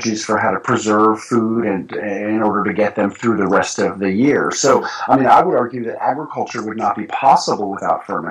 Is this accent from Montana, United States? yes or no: no; New York City, New York, United States; moved away as an adult; now in rural Tennessee, United States; as a kid growing up in New York City